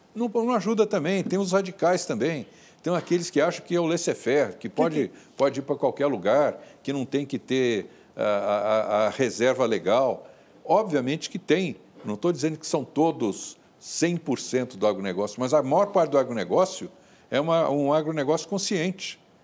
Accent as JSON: {"language": "Portuguese", "country": "Brazil", "said": "como brasileiro fanista"}